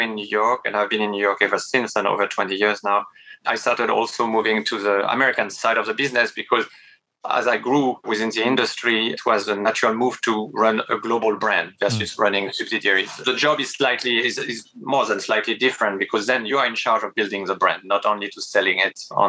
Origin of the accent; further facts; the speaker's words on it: France; English is a second language; moved away as an adult; I come from a provincial part of France, didn't speak any other language until very late